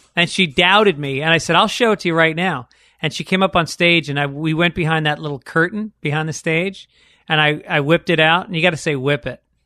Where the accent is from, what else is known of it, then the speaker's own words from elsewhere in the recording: New York, United States; growing up in New York, going to public schools